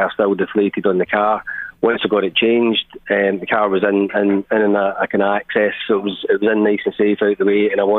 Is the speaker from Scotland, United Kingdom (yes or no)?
yes; Glasgow, Scotland, United Kingdom; now in Ireland; I'm from Glasgow.